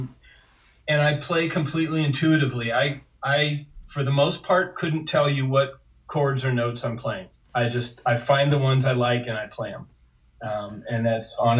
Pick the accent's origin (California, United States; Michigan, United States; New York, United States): California, United States; Los Angeles; I grew up in West